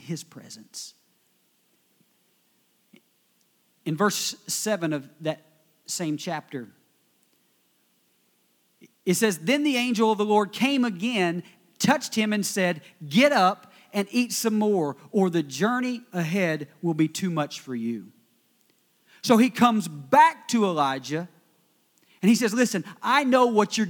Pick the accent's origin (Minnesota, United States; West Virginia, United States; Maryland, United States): West Virginia, United States; I am from West Virginia